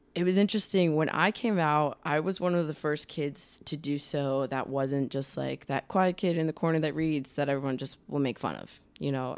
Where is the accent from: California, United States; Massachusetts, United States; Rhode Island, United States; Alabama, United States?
Rhode Island, United States; moved away as an adult; also born or lived in Boston; now in Los Angeles, United States; I grew up in Rhode Island.